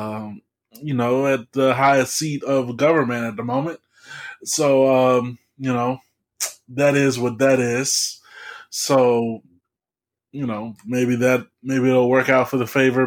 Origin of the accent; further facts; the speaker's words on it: Atlanta, Georgia, United States; growing up in Atlanta